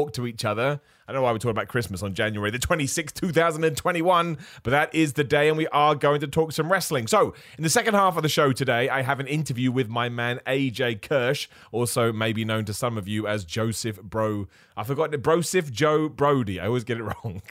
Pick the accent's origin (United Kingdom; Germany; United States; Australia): United Kingdom; Being a British man